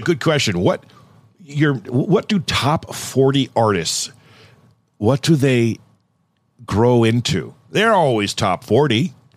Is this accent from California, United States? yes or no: yes; Thousand Oaks, California, United States; moved away as an adult; now in Oregon, United States; I grew up in Thousand Oaks